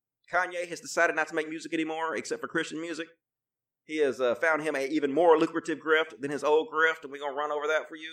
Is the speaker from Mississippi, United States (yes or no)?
yes; Mississippi, United States; I grew up in Mississippi and I had a Mississippi education